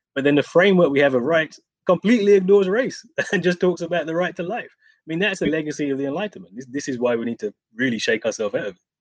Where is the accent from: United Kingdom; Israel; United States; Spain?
United Kingdom; I'm from Britain